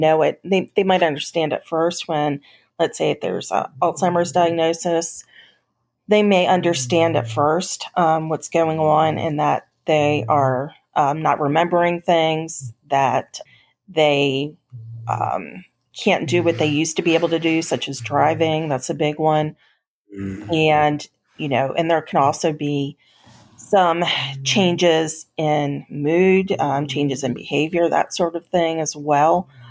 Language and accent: English; Gettysburg, Pennsylvania, United States; moved away as an adult; also born or lived in Roanoke, Virginia; I grew up in Gettysburg, Pennsylvania